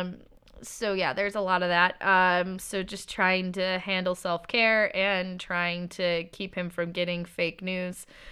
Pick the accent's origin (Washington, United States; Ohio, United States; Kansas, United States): Washington, United States; Seattle; I'm from Seattle